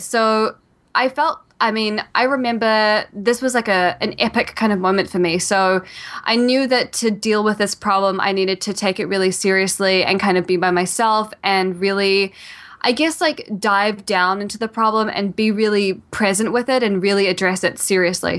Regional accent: New Zealand; also born or lived in Australia; now in New York City, United States; I'm originally from New Zealand and, uh, when I was in New Zealand, um, I had a great childhood

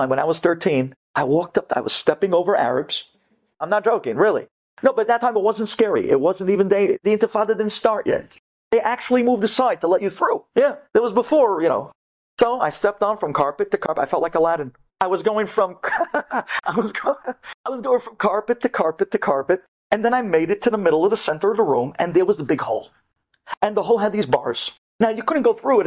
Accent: United States; when you grow up in America

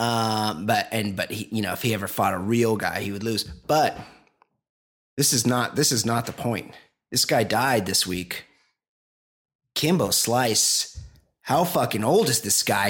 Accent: Costa Mesa, California, United States; I'm from Costa Mesa

